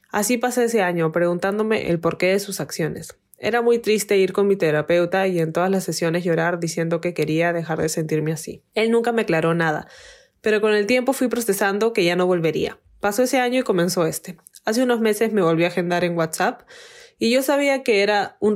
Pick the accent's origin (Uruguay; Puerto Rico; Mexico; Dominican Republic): Mexico; Él, por ejemplo, era de Venezuela y yo soy de México.